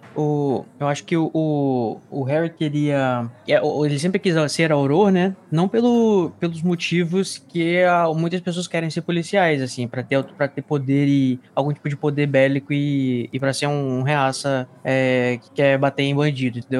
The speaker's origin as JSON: {"language": "Portuguese", "country": "Brazil", "said": "Sou brasileiro"}